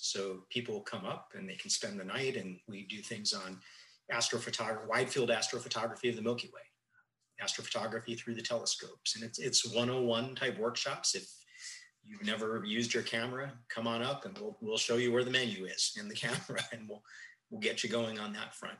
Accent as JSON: {"language": "English", "town": "Tucson", "region": "Arizona", "country": "United States", "tie": "born or raised there", "said": "growing up in Tucson, uh, it was really the epicenter of of astronomy in the 70s and 80s"}